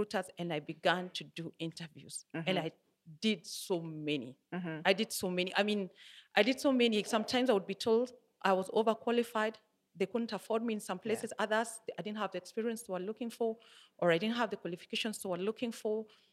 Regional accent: Nyeri, Nyeri County, Kenya; now in Nairobi, Kenya; It was in my hometown. I come from Nyeri.

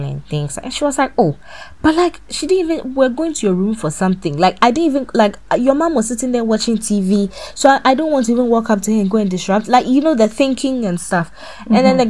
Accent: Ghana; moved away; as a Ghanaian woman

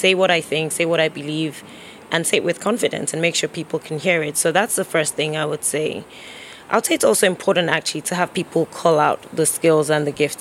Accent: Nigeria; moved away; growing up in Nigeria

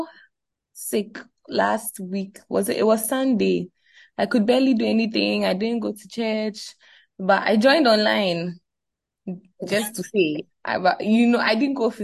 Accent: Ghana; as young Ghanaian fans

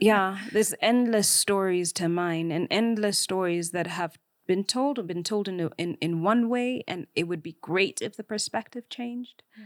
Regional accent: Kenya; I am Kenyan

